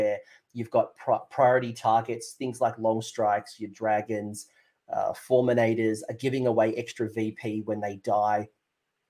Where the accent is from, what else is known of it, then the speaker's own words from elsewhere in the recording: Australia; me as an Australian